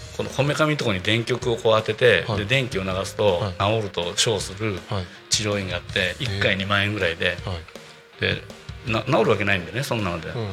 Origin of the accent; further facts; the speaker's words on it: Tokushima, Japan; also born or lived in Tokyo; now in Tako, Japan; 僕は徳島出身なんですけど